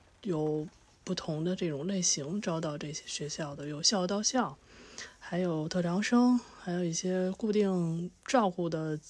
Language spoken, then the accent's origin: Chinese; Beijing, China; 其实你你本身你也是北京人，然后我我也是土生土长北京人。